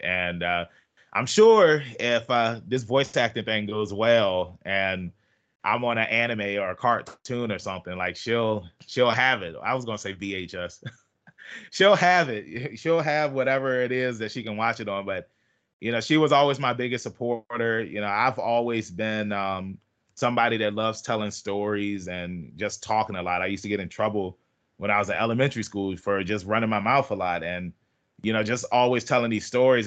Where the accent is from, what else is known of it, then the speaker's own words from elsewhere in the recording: Norfolk, Virginia, United States; I'm from Norfolk, Virginia